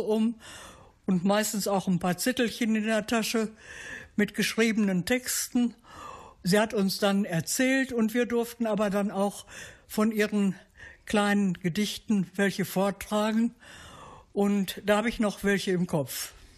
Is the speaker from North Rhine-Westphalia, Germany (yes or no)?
yes; Halberbracht, North Rhine-Westphalia, Germany; now in Attendorn, Germany; Ich bin gebürtig aus Halberbracht.